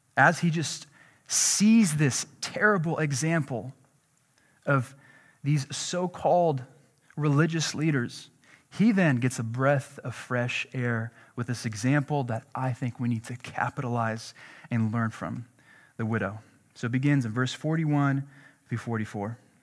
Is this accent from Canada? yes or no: no; Jordan; moved away; I'm from Jordan